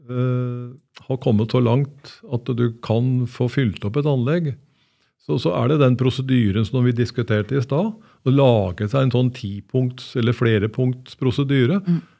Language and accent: Norwegian; Oslo, Norway; Jeg er født på Adamstua i Oslo